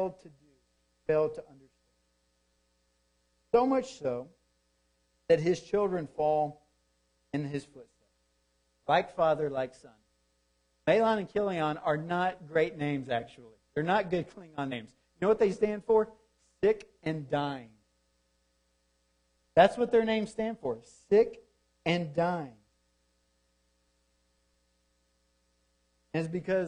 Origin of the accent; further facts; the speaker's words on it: Deep South, United States; Growing up in the Deep South